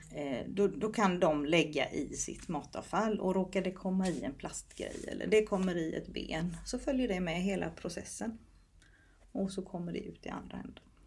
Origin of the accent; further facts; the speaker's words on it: Småland, Sweden; Jag har en bakgrund där jag är uppvuxen på gård i Småland